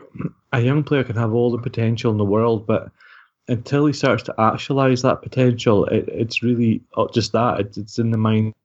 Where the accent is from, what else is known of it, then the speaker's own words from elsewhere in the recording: Scotland, United Kingdom; we're Scottish